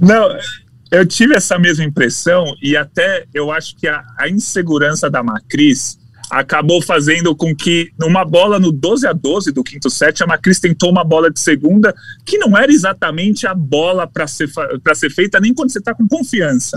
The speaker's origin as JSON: {"language": "Portuguese", "country": "Brazil", "said": "eu sou do Brasil"}